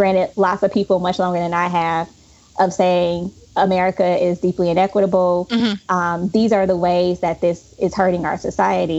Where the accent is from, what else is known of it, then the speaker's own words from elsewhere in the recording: Chicago, Illinois, United States; moved away; Chicago, which again is my hometown.